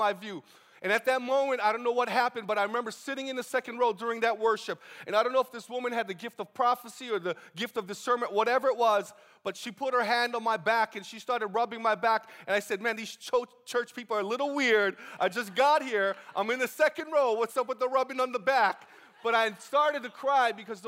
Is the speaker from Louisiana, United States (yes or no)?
no; Honokaa, Hawaii, United States; born and raised in the Big Island